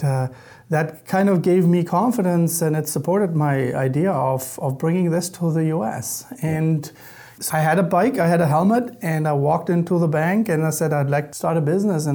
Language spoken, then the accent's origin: English; Germany; moved away as an adult; also born or lived in Louisiana, United States; now in United States; I'm originally from Germany, so I grew up in Germany.